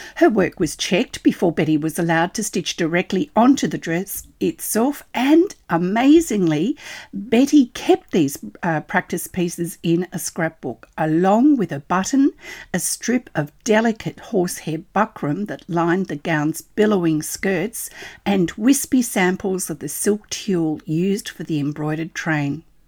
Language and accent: English; Australia; I'm an Australian textile artist